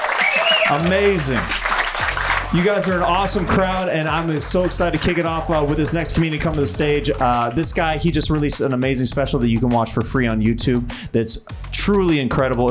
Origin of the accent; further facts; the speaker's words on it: Kansas City, United States; I'm from Kansas City. Like I used to go to this place called Worlds of Fun